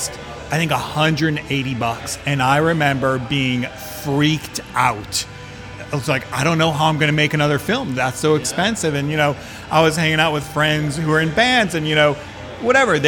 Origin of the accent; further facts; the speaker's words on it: Midwest, United States; now in San Francisco, United States; I was also from the Midwest, no connection to the film industry